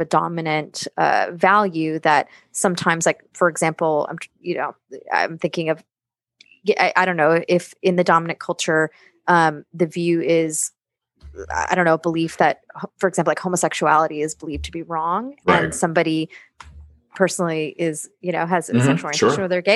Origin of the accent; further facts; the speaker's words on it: United States; I'm an American. I grew up in this culture